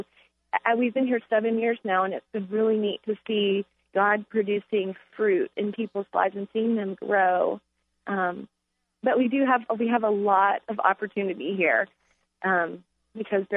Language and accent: English; Texas, United States; now in Charlottesville, United States; I'm originally from Texas, so we don't have four seasons in Texas.